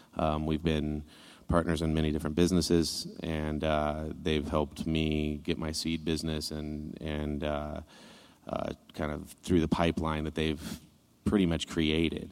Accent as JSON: {"language": "English", "region": "Northern California", "country": "United States", "said": "I'm from Northern California in the mountains, so it was a kind of a way of life"}